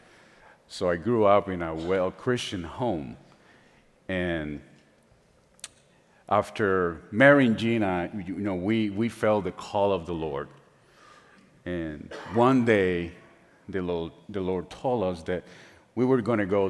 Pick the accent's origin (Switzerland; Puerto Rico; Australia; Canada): Puerto Rico; San Juan; first language Spanish; English is a second language; moved away; I was born and raised in San Juan, Puerto Rico